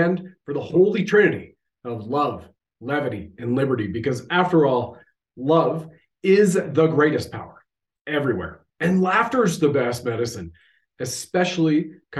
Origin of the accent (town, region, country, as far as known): Canada